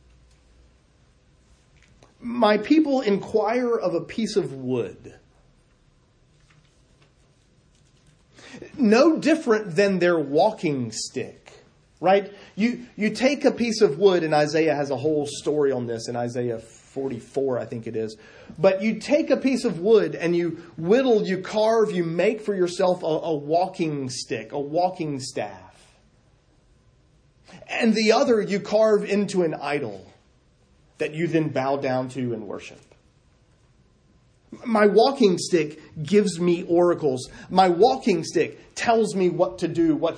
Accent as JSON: {"language": "English", "area": "the South", "region": "Southern United States", "country": "United States", "tie": "born or raised there", "said": "I'm an American, raised in the South"}